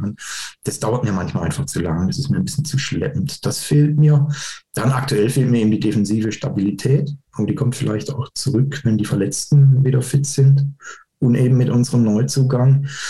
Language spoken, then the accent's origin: German; Karlsruhe, Baden-Württemberg, Germany; ich bin Karlsruhe und mein Papa hat mich ins Stadion genommen